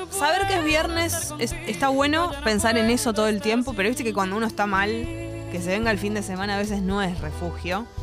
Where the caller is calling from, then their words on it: Buenos Aires, Argentina; de Boedo, barra San Cristóbal, en el límite.